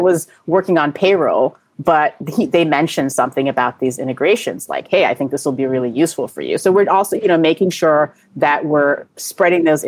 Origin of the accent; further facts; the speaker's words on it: New York, United States; I'm a New Yorker.